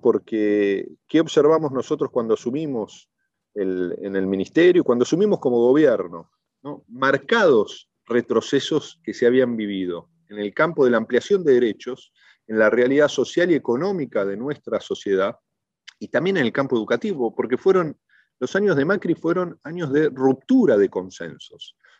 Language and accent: Spanish; Argentina